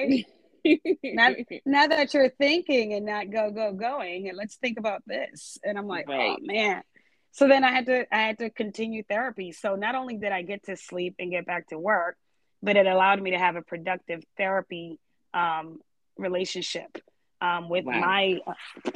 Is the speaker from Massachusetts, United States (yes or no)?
yes; Boston, Massachusetts, United States; moved away as an adult; also born or lived in Georgia; I grew up in Boston